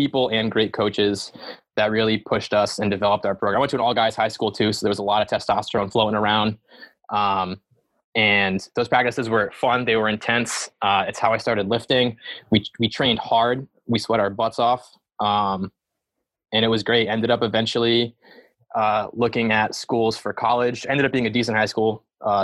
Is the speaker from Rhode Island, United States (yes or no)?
yes; Rhode Island, United States; moved away; I am from Rhode Island originally